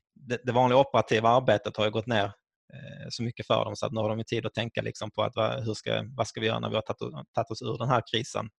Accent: Skåne, Sweden; Mina föräldrar är från Finland men jag är född och uppvuxen i Skåne.

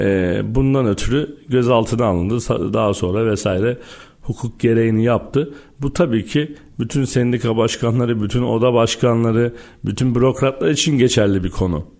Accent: Istanbul, Turkey; 1984 İstanbul doğumluyum

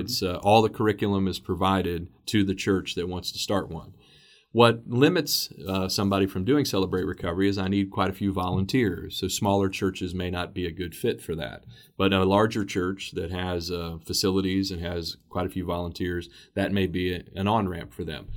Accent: Xenia, Ohio, United States; We have First Church of Christ that's in my hometown of Xenia, Ohio

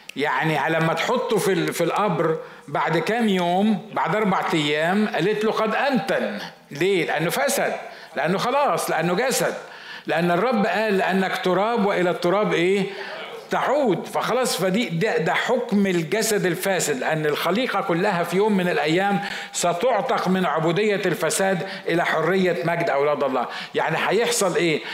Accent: Egypt; عندنا في مصر

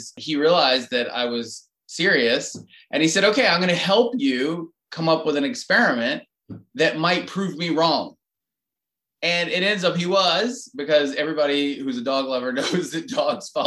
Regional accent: Atlanta, Georgia, United States; moved away as an adult; now in Durham, United States; I grew up in Atlanta

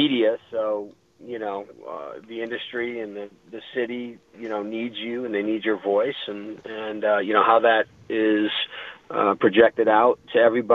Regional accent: East Coast, United States; now in Denver, United States; growing up on the East Coast

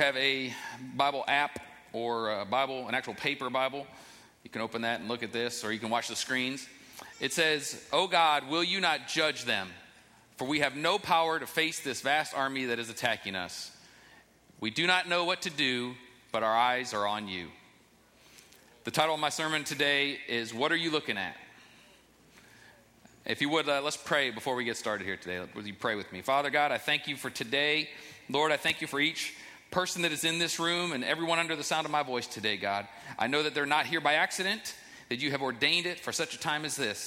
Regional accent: Cleveland, Ohio, United States; my hometown Cavs

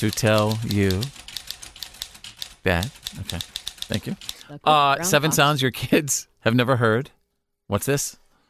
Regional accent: North Texas, United States; Where I grew up in North Texas

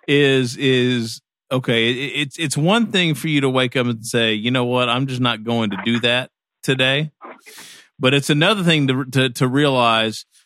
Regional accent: Kentucky, United States; moved away; I'm from Kentucky originally

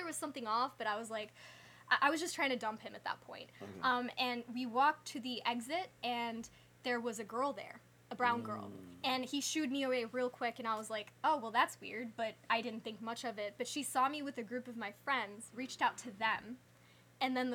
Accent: Birmingham, Alabama, United States; also born or lived in Hyderabad, India; I grew up in Birmingham, Alabama

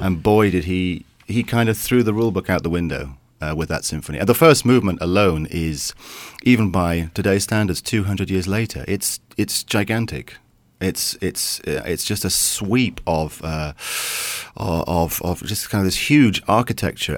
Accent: England, United Kingdom; I'm an English conductor

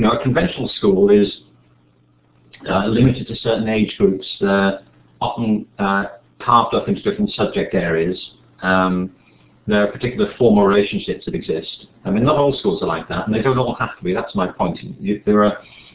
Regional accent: Liverpool, North West England, United Kingdom; I'm from Liverpool

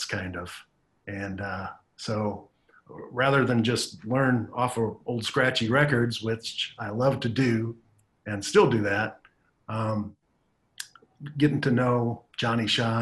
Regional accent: Davenport, Iowa, United States; also born or lived in East Chicago, Indiana; when I was about 6 years old, we were able to move to Davenport, Iowa. And that's really where I grew up

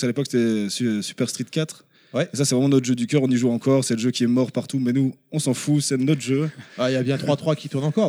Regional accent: Brussels, Brussels-Capital Region, Belgium; De Bruxelles, en Belgique

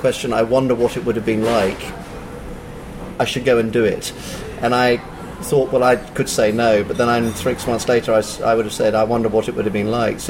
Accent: London, United Kingdom; moved away; I was born in London, based in a famous place called Wimbledon, from a Scottish father and a Swiss-French mother, which means that I'm half Scottish, quarter Swiss, quarter English

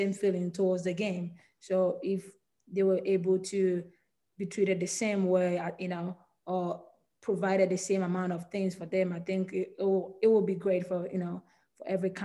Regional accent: Ghana; moved away as an adult; now in United States; I was born and raised in Ghana

